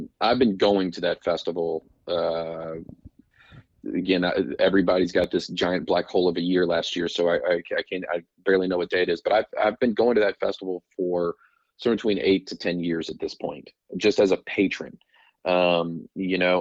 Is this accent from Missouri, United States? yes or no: no; Roanoke, Virginia, United States; moved away; when I grew up in Roanoke